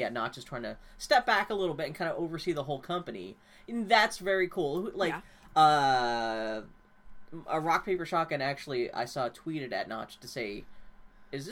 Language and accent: English; Pittsburgh, Pennsylvania, United States; I was raised in Pittsburgh